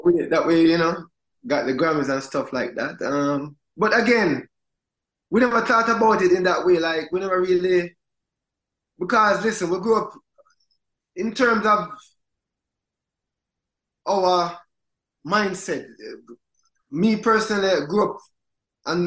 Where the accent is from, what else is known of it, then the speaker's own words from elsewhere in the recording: Jamaica; moved away; we grew up in Jamaica.